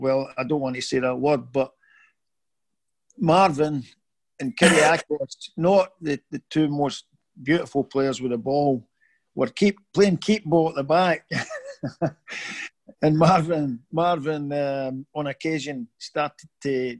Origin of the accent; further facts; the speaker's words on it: Scotland, United Kingdom; being Scottish